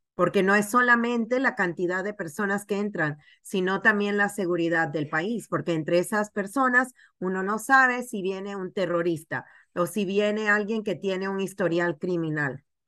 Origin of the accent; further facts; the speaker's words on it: Panama; now in United States; Yo vengo de Panamá, soy inmigrante